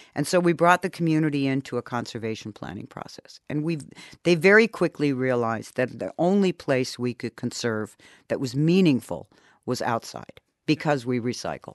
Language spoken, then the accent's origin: English; Germany; moved away as an adult; also born or lived in Munich, Germany / Las Vegas, Nevada, United States; now in United States; I came to the United States, um, having been born and raised in Germany and having studied in Munich for three years.